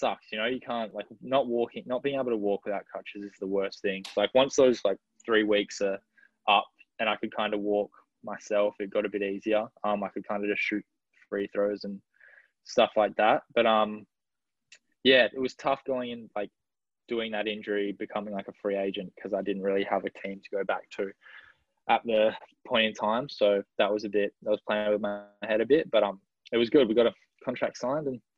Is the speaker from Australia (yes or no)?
yes; Perth, Western Australia, Australia; moved away; we're from the same area in Perth. So we knew each other growing up.